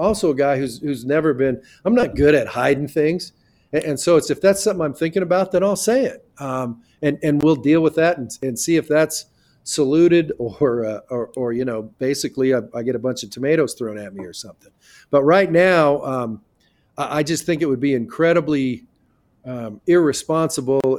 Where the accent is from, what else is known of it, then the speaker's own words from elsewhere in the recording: Carson City, Nevada, United States; moved away; I'm a guy from Carson City, Nevada